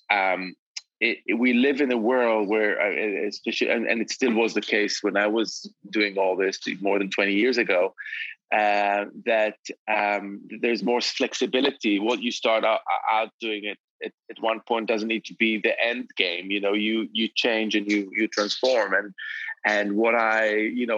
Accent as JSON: {"language": "English", "town": "Jerusalem", "region": "Jerusalem District", "country": "Israel", "tie": "born or raised there", "also_born_or_lived": "Tel Aviv", "moved": "as an adult", "lives_now": "London, United Kingdom", "said": "both growing up in Jerusalem"}